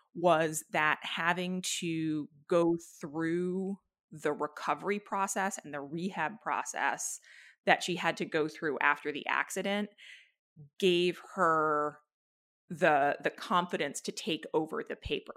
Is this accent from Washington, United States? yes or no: no; New Hampshire, United States; I grew up in New Hampshire